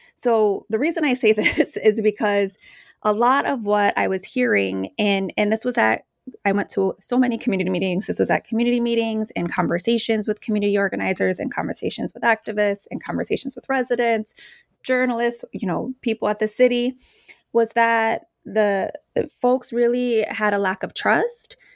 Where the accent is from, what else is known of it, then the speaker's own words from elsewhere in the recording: Chicago, Illinois, United States; I grew up in the Post neighborhood of Chicago. I'm from Mexican Chicago